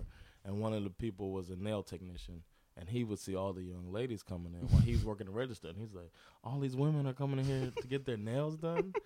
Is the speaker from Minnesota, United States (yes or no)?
no; Miami, Florida, United States; now in Sweden; growing up, I'm from Miami, so growing up, mm. you had to take Spanish